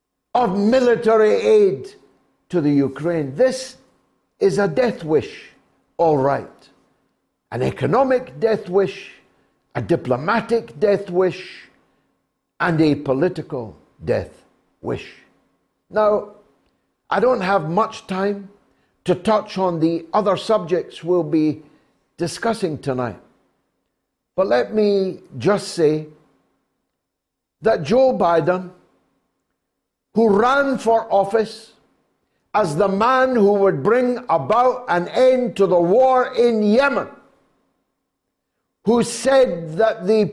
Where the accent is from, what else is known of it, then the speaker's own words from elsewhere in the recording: United Kingdom; who in all weathers, and because we're British, oftentimes in shorts, in sub-zero temperatures, bring your mail to your door every day